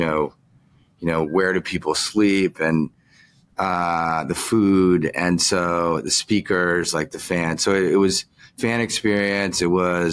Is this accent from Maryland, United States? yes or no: yes; Chevy Chase, Maryland, United States; moved away as an adult; also born or lived in New York; I grew up in Chevy Chase